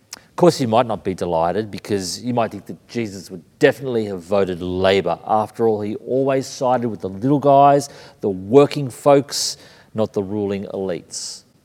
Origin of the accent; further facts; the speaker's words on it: Sydney, New South Wales, Australia; moved away as an adult; also born or lived in Brisbane, Australia / London, United Kingdom; Born in Brisbane, raised in Sydney, living in London